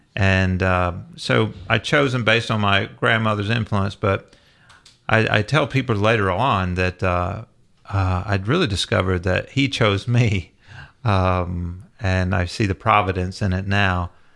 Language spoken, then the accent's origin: English; the South, United States; growing up in the South